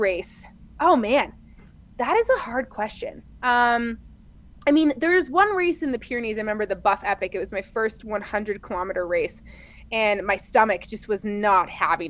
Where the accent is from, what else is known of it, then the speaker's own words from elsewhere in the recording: Colorado, United States; I'm from Colorado